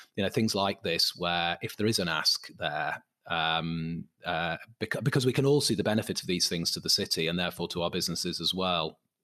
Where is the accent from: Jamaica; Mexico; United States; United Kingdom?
United Kingdom; Manchester, North West England; I'm from Manchester